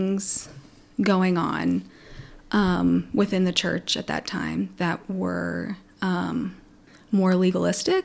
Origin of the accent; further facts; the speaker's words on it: Atwood, Illinois, United States; first language Pennsylvania German; English is a second language; now in Champaign, United States; I'm from Atwood, which is a little town. I'm between Atwood and Arthur.